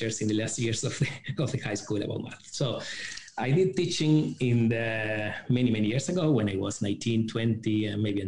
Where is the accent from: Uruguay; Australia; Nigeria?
Uruguay; moved away as an adult; now in China; I started university in my home country, Uruguay.